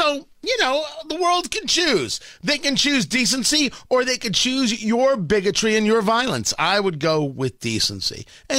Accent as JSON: {"language": "English", "country": "United States", "said": "I'm not Israeli, I'm American. But since you're after the Jews and I'm one of them"}